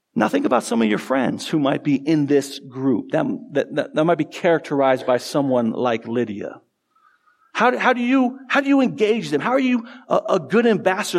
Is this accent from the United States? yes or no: yes; Tucson, Arizona, United States; I grew up in Tucson, A, Arizona